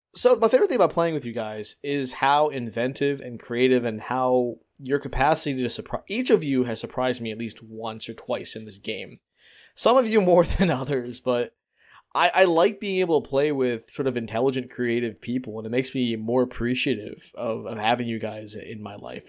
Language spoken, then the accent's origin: English; Philadelphia, Pennsylvania, United States; I'm from Philadelphia.